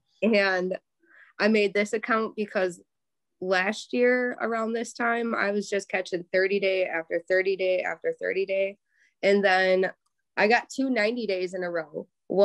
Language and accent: English; Kingston, Wisconsin, United States; also born or lived in Markesan, Wisconsin / Hustisford, Wisconsin / Appleton, Wisconsin; now in Fond du Lac, United States; Kingston, Wisconsin. Not many people know where that is or have heard of it